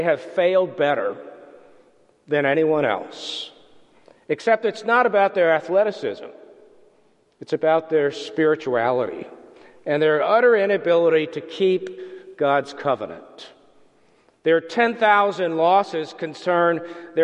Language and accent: English; Philadelphia, Pennsylvania, United States; I grew up in the Philadelphia area